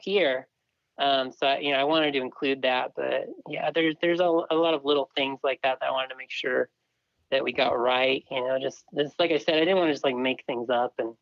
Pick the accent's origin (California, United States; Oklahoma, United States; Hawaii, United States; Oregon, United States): California, United States; Southern; now in Utah, United States; I grew up in Southern California